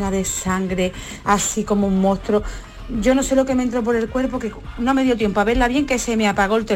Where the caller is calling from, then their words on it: Seville, Andalusia, Spain; Pues mira, yo soy … de Sevilla.